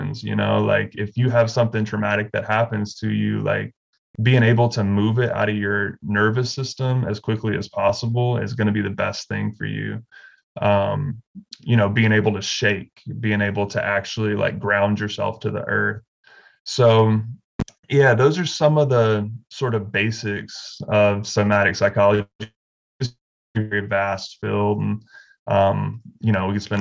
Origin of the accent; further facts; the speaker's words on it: Alabama, United States; also born or lived in Bay Area, California; now in Western North Carolina, United States; I grew up in the Southeast in Alabama